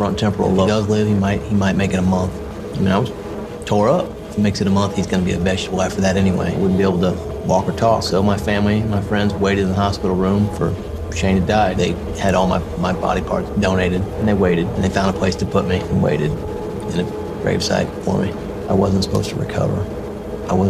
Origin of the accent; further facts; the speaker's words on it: Kansas City, United States; I grew up here in the Kansas City area, one of the suburbs of Kansas City